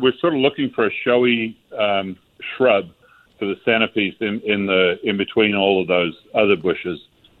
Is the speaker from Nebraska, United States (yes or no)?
no; California, United States; now in Granbury, United States; We're transplants from California